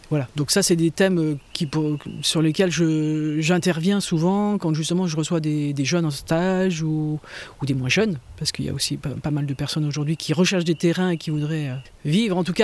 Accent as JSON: {"language": "French", "area": "Manche", "region": "Normandy", "country": "France", "tie": "born or raised there", "moved": "yes", "lives_now": "Tourves, France", "said": "Je suis née en Normandie, dans la Manche, et dans une famille de paysans."}